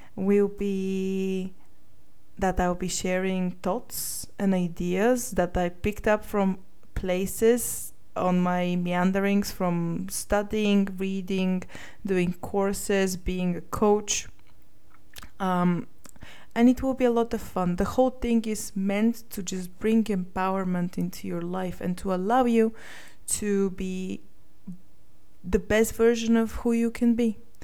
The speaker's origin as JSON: {"language": "English", "town": "Sofia", "region": "Sofia City", "country": "Bulgaria", "tie": "born or raised there", "also_born_or_lived": "United Kingdom", "moved": "as an adult", "said": "I was born in Sofia, Bulgaria, and I lived here until the age of 19 when I went to the UK to study computer science"}